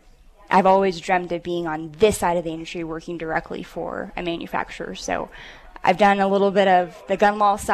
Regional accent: Dallas, Texas, United States; now in Colorado, United States; So from Texas, single dad, brothers, military family, grew up on a range. I did a lot of competition shooting and RSO and basic instruction basically from 15 on in my hometown of Dallas.

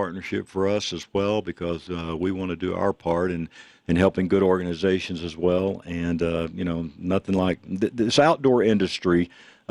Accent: Texas, United States; now in Denver, United States; I'm from Texas originally

